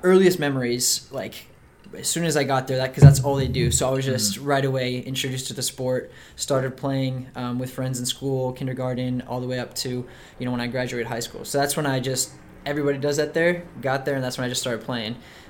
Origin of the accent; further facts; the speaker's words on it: Mexico City, Mexico; now in Tulsa, United States; I was born here in Tulsa, Oklahoma. And I grew up basically in Mexico City. So I was born here when I was two. My parents are missionaries in Mexico, so they took our family, moved us down to Mexico City, and basically I grew up there from 2 to 18.